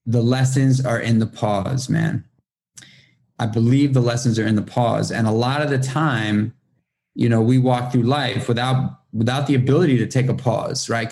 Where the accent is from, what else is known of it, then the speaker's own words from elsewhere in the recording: New York City, New York, United States; moved away as an adult; now in upstate New York, United States; I'm born and raised in Manhattan in New York City